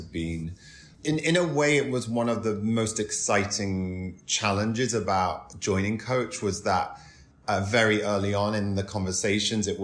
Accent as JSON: {"language": "English", "town": "Doncaster", "region": "Yorkshire and the Humber", "country": "United Kingdom", "tie": "born or raised there", "also_born_or_lived": "Carlisle", "moved": "as an adult", "lives_now": "New York, United States", "said": "I grew up in Doncaster. My family's from Carlisle. We moved there when I was a teenager."}